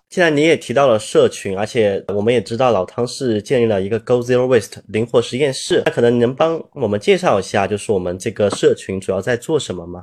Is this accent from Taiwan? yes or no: no; China; 对于我们中国人来说，环保可持续或者节俭，其实我们一个从古至今一个非常悠然的美德